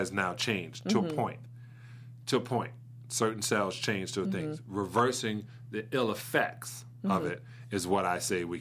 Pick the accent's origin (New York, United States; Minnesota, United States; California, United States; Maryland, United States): New York, United States; New York City; moved away; Brooklyn, New York